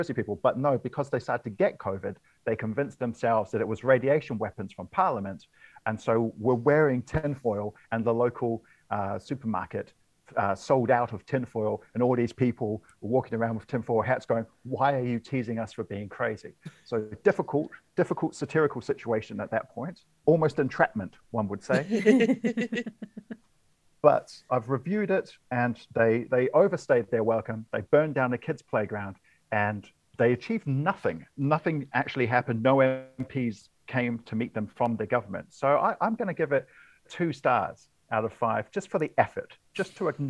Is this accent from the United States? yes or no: no; Wellington, New Zealand; moved away; I've just got back to my hometown of Wellington